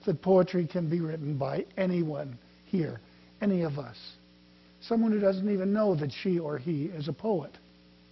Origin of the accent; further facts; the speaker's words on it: Canada; I didn't know what 4th of July was. I'm from Canada